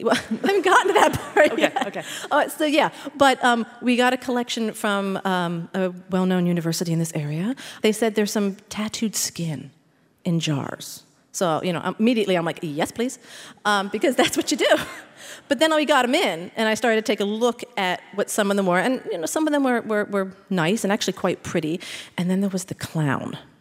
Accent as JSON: {"language": "English", "town": "Philadelphia", "region": "Pennsylvania", "country": "United States", "tie": "born or raised there", "said": "I'm from Philadelphia, born and raised"}